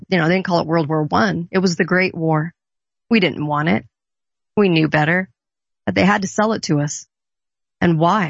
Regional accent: Orange County, California, United States; growing up in California on the beach in Orange County

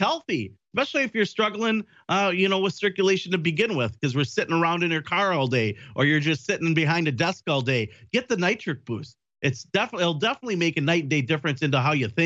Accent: Wisconsin, United States; from Wisconsin, my home state

